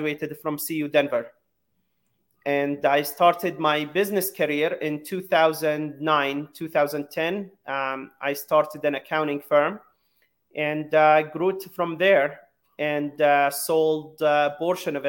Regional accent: Jerusalem, Palestine; moved away as an adult; also born or lived in San Francisco, United States; now in United States; I was born in Jerusalem, and at 7 years old, I had a dream to come to the U.S. to follow the American dream

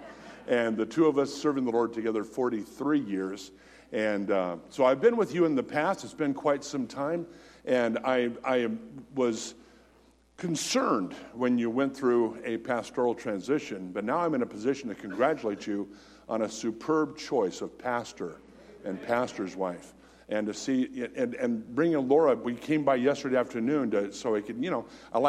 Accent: United States; being an American

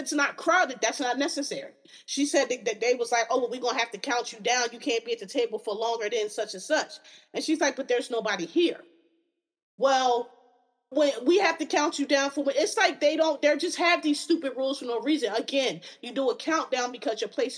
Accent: Northeast, United States; I'm from the Northeast. I'm a East Coaster. I'm a Yankee.

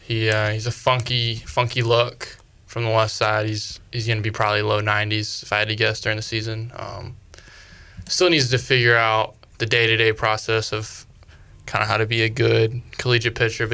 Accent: Rockwell, North Carolina, United States; I grew up in Rockwell, North Carolina. It's out there in Salisbury.

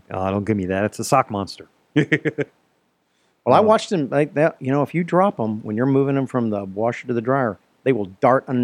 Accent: Poland; I am from Poland. I, am, I am not from the Deutschland.

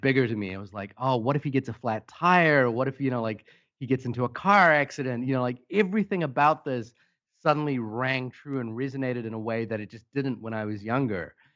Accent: Fiji; moved away; I came from uh, a small Pacific island. I was born in Fiji, and movies for us was a really big part of everything we did.

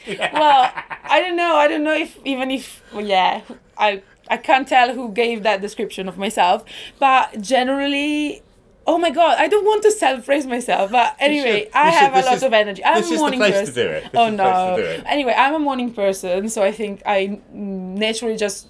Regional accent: northern Italy, Italy; English is a second language; moved away; I'm Italian because I'm Italian. I'm from Northern Italy

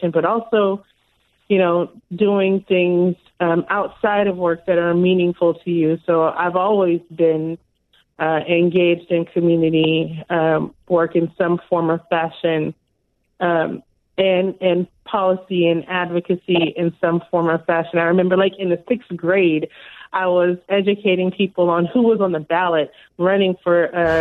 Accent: Los Angeles, California, United States; now in Seattle, United States; I grew up in Pacoima, which was back then a predominantly Black neighborhood

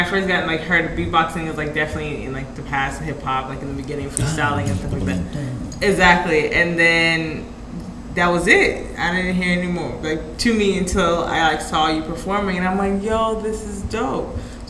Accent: Puerto Rico; We're like, "Puerto Rico,"

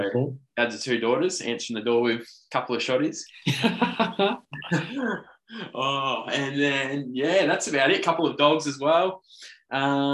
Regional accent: Willow Grove, Victoria, Australia; I was from Willow Grove. This is about an hour and 15 away.

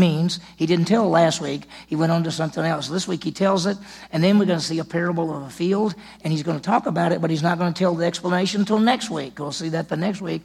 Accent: Meridian, Mississippi, United States; also born or lived in Cleveland, Mississippi; I grew up in Meridian, Mississippi

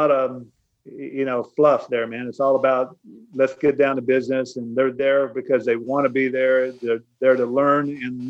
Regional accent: San Antonio, Texas, United States; this one's in my hometown, so I was asked to host it. And you know, it's June 23rd to the 25th in San Antonio.

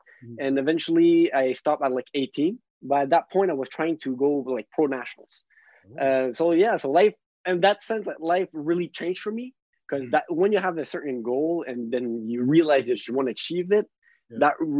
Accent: Ottawa, Ontario, Canada; born there; accent: French; English is a second language; I was born in Ottawa, but I still have that French accent, but I moved a lot.

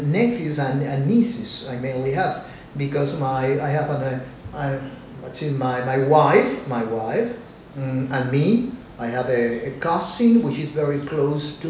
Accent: Cuba; here in Cuba

